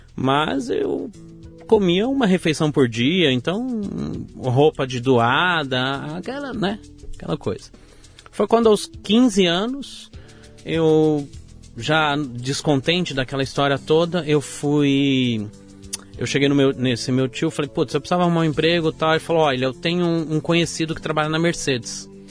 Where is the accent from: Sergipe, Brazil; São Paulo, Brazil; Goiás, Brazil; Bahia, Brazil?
São Paulo, Brazil; São Bernardo do Campo; also born or lived in Vila Prudente, São Paulo; Eu nasci na Vila Prudente, São Paulo, e sou criado desde os meus dois anos de idade em São Bernardo do Campo